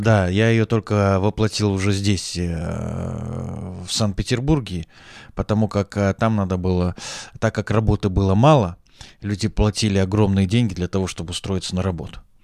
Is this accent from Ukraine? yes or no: no; Taraz, Zhambyl Region, Kazakhstan; moved away as an adult; also born or lived in Saint Petersburg, Russia; now in Moscow, Russia; пока я рос э, в Южном Казахстане